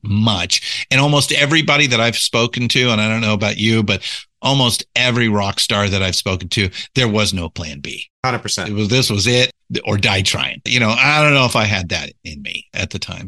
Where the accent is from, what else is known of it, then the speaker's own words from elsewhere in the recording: Southern California, United States; I was born and raised in Southern California